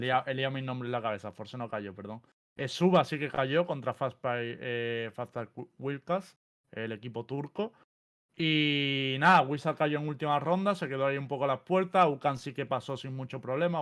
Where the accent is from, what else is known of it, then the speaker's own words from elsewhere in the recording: Andalusia, Spain; soy andaluz